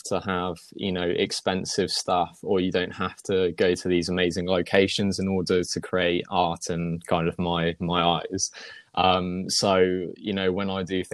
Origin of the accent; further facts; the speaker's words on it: Wiltshire, South West England, United Kingdom; moved away as an adult; now in Wootton Bridge, United Kingdom; I was originally from Wiltshire area. So Salisbury is probably the one that people know most.